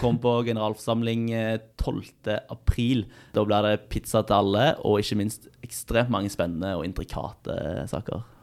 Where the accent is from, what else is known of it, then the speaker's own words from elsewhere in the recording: Stavanger, Rogaland, Norway; now in Trondheim, Norway; Det er min go to rett hjemme i Stavanger